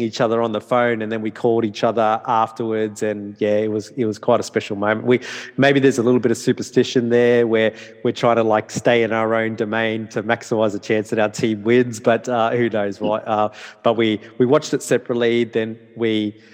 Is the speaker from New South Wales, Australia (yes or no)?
no; Darwin, Northern Territory, Australia; English is a second language; moved away as an adult; also born or lived in Townsville, Australia / Brisbane, Australia; I was born and bred in Northern Territory.